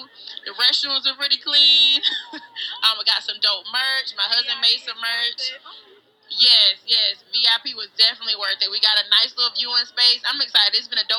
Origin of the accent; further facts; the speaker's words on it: Charlotte, North Carolina, United States; I'm from Charlotte.